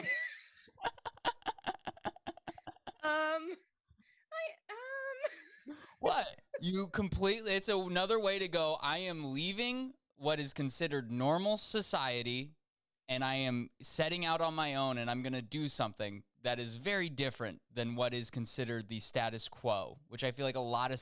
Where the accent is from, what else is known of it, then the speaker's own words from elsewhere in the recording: Nebraska, United States; I'm from Nebraska